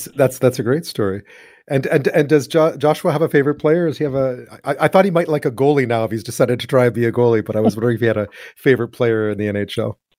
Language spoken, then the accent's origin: English; Montreal, Quebec, Canada; I'm from Montreal.